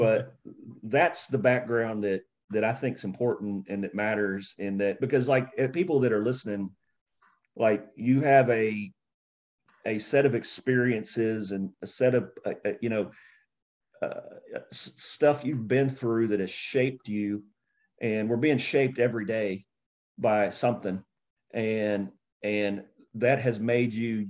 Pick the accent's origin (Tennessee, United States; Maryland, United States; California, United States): Tennessee, United States; Nashville; I grew up in Nashville, Tennessee